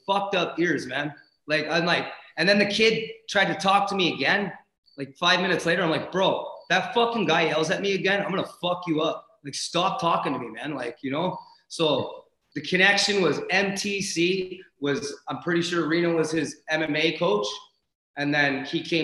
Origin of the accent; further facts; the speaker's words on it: Windsor, Ontario, Canada; moved away as an adult; I'm from Windsor, Ontario